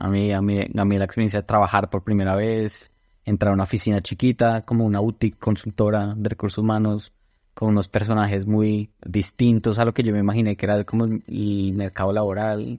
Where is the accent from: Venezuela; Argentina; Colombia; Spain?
Colombia; Bogotá; moved away as an adult; also born or lived in Toulouse / Brussels / Washington, D.C. / Seattle; Crecí en Bogotá toda mi vida